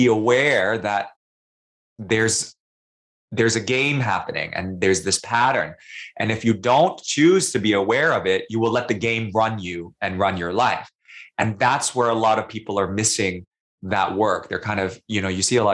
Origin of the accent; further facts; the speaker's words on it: New York City, New York, United States; also born or lived in Singapore; now in Sydney, Australia; I'm living in Sydney, I'm from New York City, I lived in Singapore